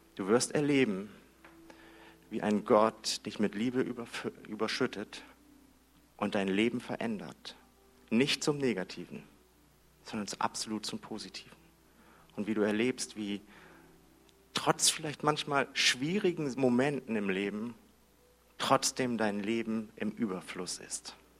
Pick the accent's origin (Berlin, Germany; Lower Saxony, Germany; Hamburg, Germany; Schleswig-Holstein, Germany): Hamburg, Germany; Ich bin in Hamburg groß geworden